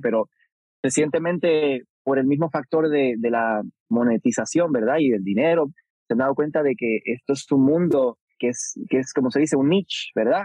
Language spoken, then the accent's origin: Spanish; Puerto Rico; creciendo en Puerto Rico